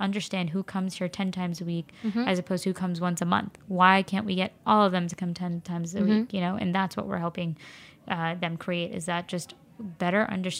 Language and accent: English; Flushing, New York, United States; Well, I live in Flushing now, and I grew up in Flushing.